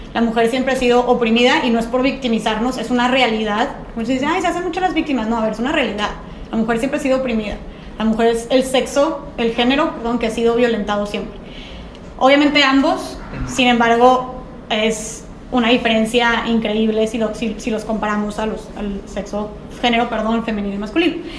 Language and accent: Spanish; Monterrey, Nuevo León, Mexico; soy aquí de Monterrey